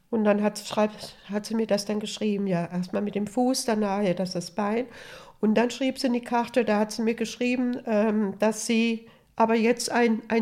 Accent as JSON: {"language": "German", "town": "Hessisch Lichtenau", "region": "Hesse", "country": "Germany", "tie": "born or raised there", "said": "samstags abends, da war ja bei uns in Hessisch-Lichtenau, da war das Kino und da war ein ganz großer Tanzsaal und da gab es auch immer Musik, eine Musikbox"}